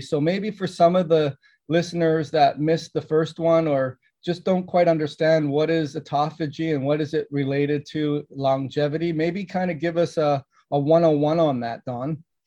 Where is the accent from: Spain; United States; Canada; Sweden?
Canada; I grew up in Canada